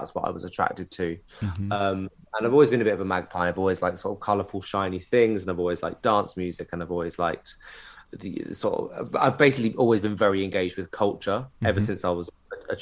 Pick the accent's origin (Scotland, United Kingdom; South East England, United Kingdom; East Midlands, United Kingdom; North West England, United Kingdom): South East England, United Kingdom; Canterbury; moved away; also born or lived in London; I grew up in Canterbury, in Kent